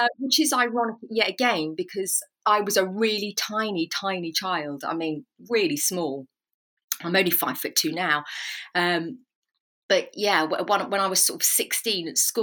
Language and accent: English; Swindon, South West England, United Kingdom; moved away as an adult; now in Berkshire, United Kingdom; I grew up in Swindon. I was born in Swindon and lived there until, late 20s, early 30s.